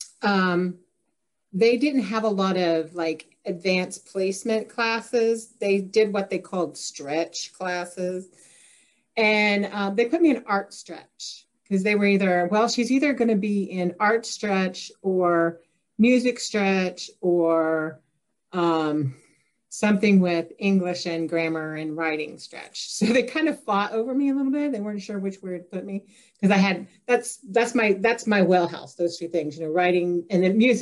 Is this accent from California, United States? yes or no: no; Kokomo, Indiana, United States; I was born and raised in Kokomo, Indiana, which is about 45 minutes north of Indianapolis